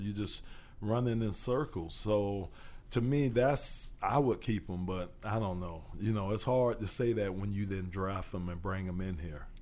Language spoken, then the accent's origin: English; Miami, Florida, United States; also born or lived in Arizona; I'm from Miami